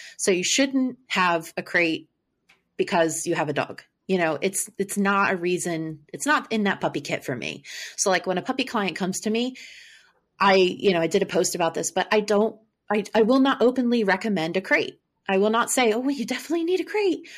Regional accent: Maryland, United States; I'm from Maryland

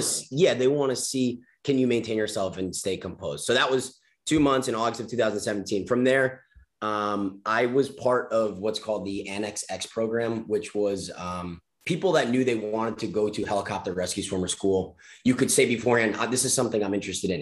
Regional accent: Long Island, New York, United States; I grew up surfing on Long Island

